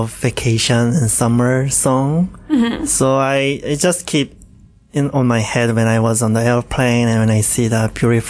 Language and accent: English; Changwon, South Gyeongsang, South Korea; English is a second language; now in Hamilton, Canada; my hometown is very south of South Korea, southeast, called Changwon.